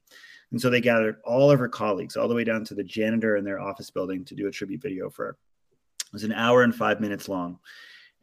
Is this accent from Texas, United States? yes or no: no; Maui, Hawaii, United States; I come from in Maui, Hawaii, which is where I was born and raised